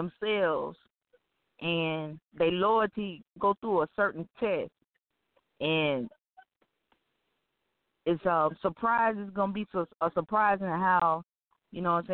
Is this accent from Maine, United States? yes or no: no; Florida, United States; I'm from Florida